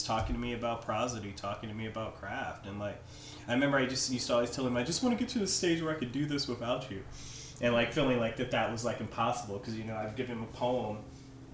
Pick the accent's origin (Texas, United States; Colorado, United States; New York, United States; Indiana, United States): Indiana, United States; Anderson; moved away as an adult; also born or lived in Phoenix; Anderson, my hometown, currently is only like 50,000 people.